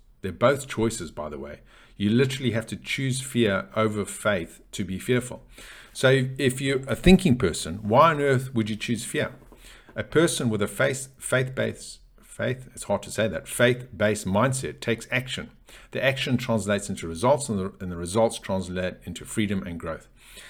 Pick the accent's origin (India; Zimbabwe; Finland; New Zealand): Zimbabwe; You know, I grew up in Zimbabwe, in Africa, and I personally, and I greatly admire Nelson Mandela.